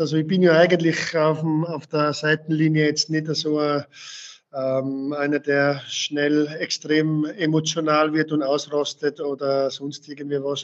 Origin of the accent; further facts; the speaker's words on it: Tyrol, Austria; moved away as an adult; now in Waltenschwil, Switzerland; nach Tirol zurückzugehen, in meine Heimat